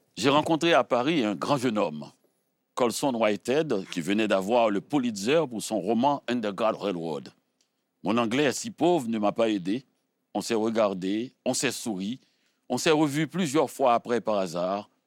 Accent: Haiti; je suis haïtien

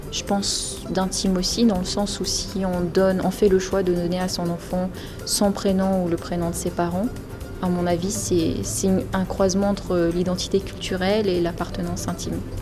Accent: New Caledonia; also born or lived in Metropolitan France; now in France; je suis née en Nouvelle-Calédonie

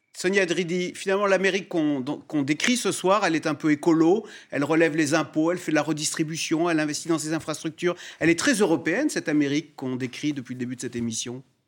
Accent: France; ici chez nous en France

